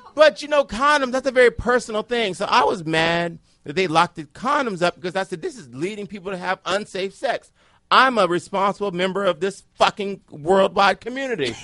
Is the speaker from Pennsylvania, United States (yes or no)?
no; Cleveland, Ohio, United States; now in Washington, D.C., United States; I'm a black gay man from Cleveland